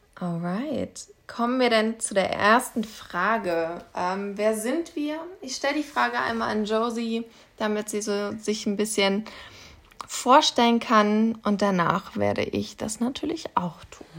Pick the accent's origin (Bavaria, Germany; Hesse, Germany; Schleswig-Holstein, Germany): Hesse, Germany; Kassel; Ich bin jetzt 25, ich komme aus Kassel